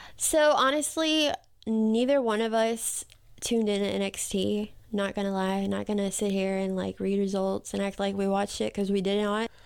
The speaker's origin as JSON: {"language": "English", "region": "the South", "country": "United States", "accent": "Southern", "said": "we are from the South"}